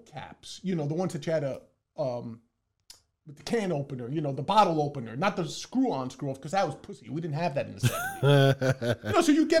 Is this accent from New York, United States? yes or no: yes; New York City, New York, United States; I was born and raised in the Boogie Down